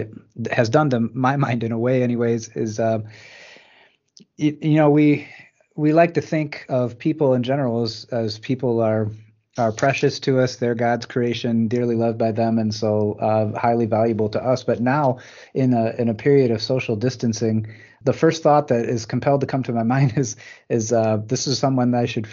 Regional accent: Michigan, United States; moved away as an adult; also born or lived in Botswana / Ohio; I grew up in blue collar Michigan

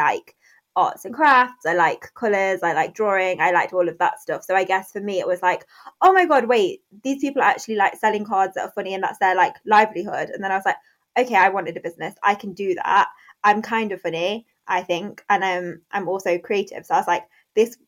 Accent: Derby, East Midlands, United Kingdom; also born or lived in London; I moved back home from London, so back to Derby

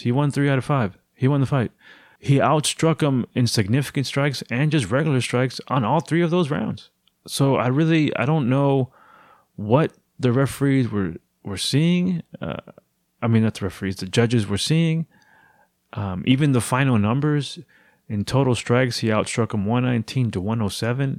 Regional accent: Houston, Texas, United States; my hometown of Houston, Texas

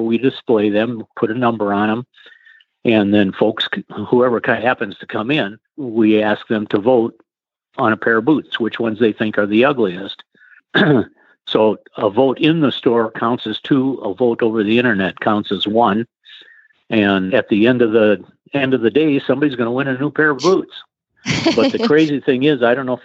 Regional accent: Rochester, Minnesota, United States; moved away; I'm from Rochester, Minnesota, and where the Mayo Clinic is

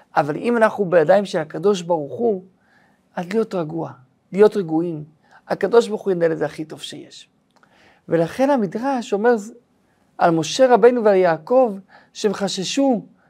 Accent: Israel; כשהייתי ילד בן שלוש, הזיכרון אולי הראשון שלי, זה הזיכרון של מלחמת המפרץ. זה הזיכרון הראשון שלי בחיי, את המסכות של הילדים, את הנסיעה בזמן המלחמה, מלחמת המפרץ שהייתה פה בארץ ישראל

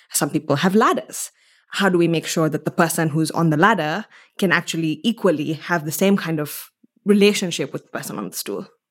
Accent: Mombasa, Mombasa County, Kenya; moved away as an adult; now in Stanford, United States; I'm from Mombasa, Kenya. I was born and raised in this, it's an island city.

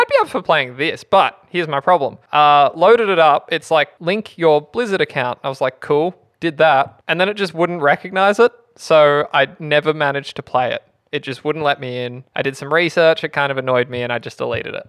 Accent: Australia; we're Australian, so we can't pronounce it

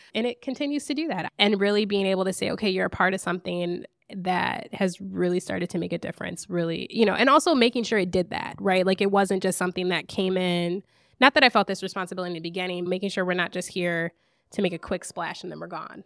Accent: Lansing, Michigan, United States; I grew up in Lansing, Michigan

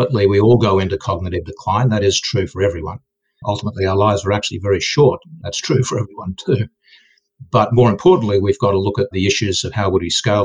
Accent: Australia; moved away as an adult; also born or lived in Silicon Valley, United States; I'm Australian

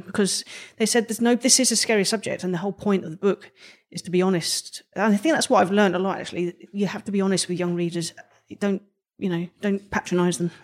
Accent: London, United Kingdom; accent: Cockney

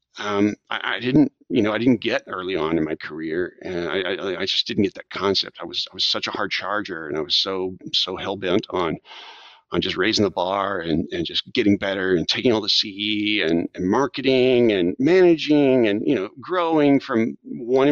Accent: South Texas, United States; also born or lived in Washington, D.C. / Japan / San Antonio; I'm a native Texan. I grew up in South Texas

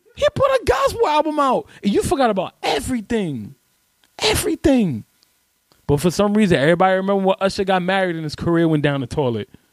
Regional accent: New York City, New York, United States; I grew up in Spanish Harlem

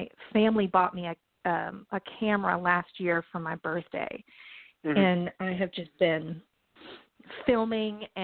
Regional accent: Franklin, Tennessee, United States; I grew up in Nashville, Tennessee, really a little bit south of Nashville, area called Franklin

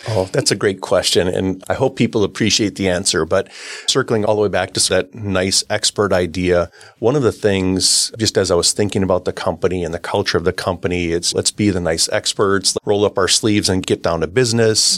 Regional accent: Oshkosh, Wisconsin, United States; I grew up in Oshkosh, Wisconsin

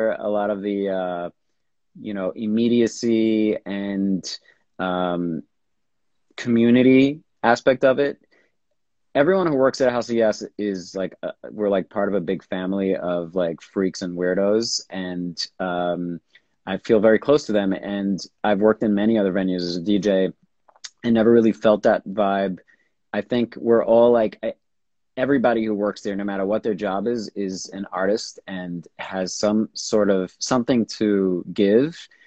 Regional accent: New York, United States; I grew up here in New York.

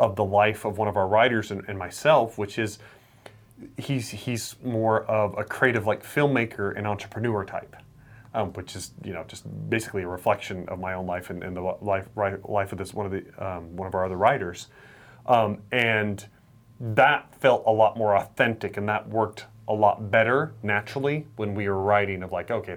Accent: Idaho, United States; growing up in Idaho

